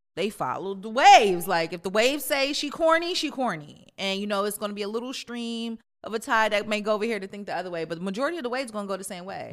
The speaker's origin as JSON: {"language": "English", "country": "Jamaica", "said": "I'm Jamaican"}